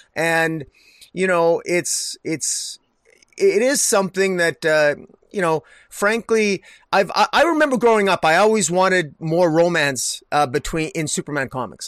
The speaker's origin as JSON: {"language": "English", "region": "Alberta", "country": "Canada", "said": "I'm from Redneck, Alberta here."}